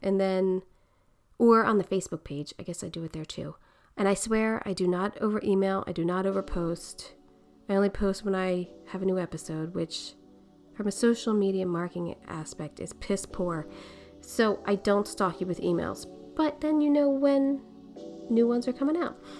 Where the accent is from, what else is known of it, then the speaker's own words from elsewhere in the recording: Philadelphia, Pennsylvania, United States; accent: Philly; my Philly accent